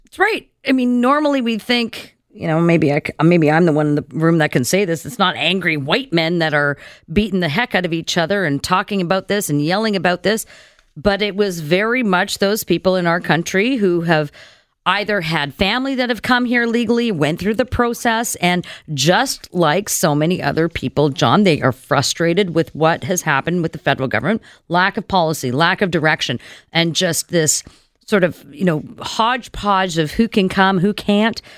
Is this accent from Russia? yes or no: no; Canada; we as Canadian citizens